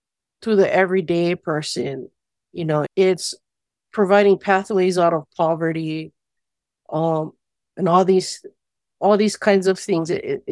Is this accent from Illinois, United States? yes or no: no; Molokaʻi, Hawaii, United States; I was born and raised on Molokaʻi during the 1970s, so child of the Aloha Aina movement.